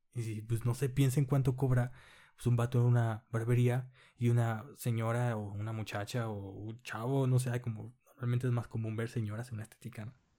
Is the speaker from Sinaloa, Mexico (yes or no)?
yes; Culiacán, Sinaloa, Mexico; en Culiacán, que yo soy de Culiacán